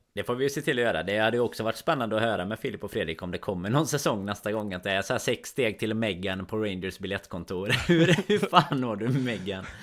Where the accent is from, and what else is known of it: Sweden